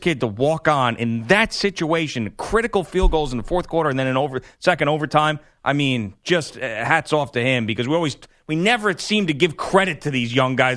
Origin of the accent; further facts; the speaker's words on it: Bellport, New York, United States; I'm really from Belport